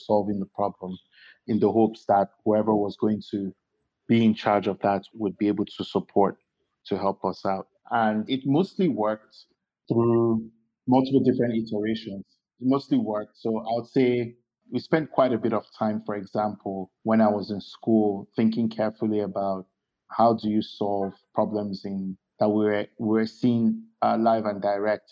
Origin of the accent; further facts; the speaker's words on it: Lagos, Nigeria; also born or lived in Kwara; I was born here in Lagos, not very far from where I'm seated right now in Yaba